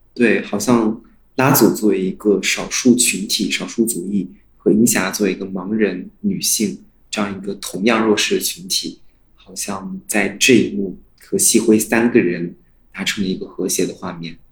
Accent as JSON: {"language": "Chinese", "country": "China", "tie": "born or raised there", "said": "我们作为一个中国人，应该都是土生土长的中国人"}